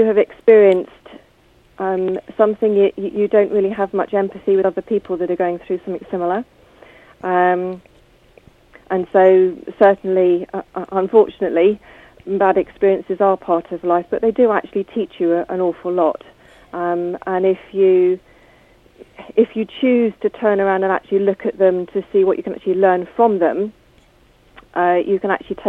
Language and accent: English; Bournemouth, South West England, United Kingdom; also born or lived in Poole / Christchurch; I was born in Poole and then moved across to Bournemouth and I now live in Christchurch